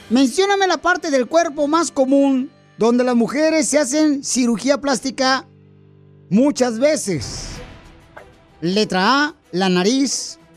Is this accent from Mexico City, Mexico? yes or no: no; Guerrero, Mexico; now in United States; Porque ¿a qué venimos de Guerrero a Estados Unidos?